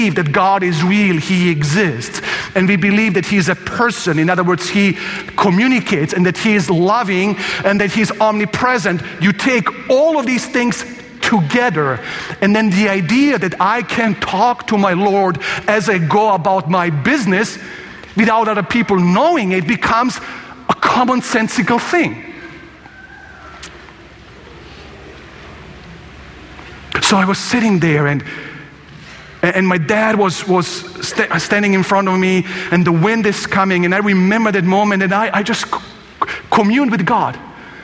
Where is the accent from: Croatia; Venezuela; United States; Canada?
Croatia; I'm from Croatia